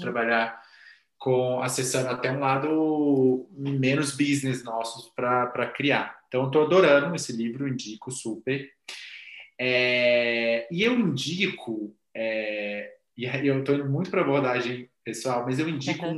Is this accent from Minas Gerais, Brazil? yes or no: yes; Minas Gerais, Brazil; Eu sou muito mineiro